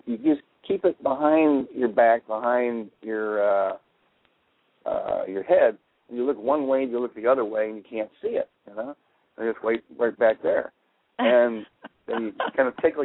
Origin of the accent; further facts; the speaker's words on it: Chicago, Illinois, United States; I grew up around Chicago